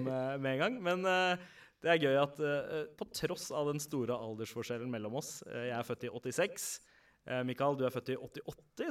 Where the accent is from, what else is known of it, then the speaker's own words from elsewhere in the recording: Oslo, Norway; alle vi fire vi har vokst opp uh, på Søndre Nordstrand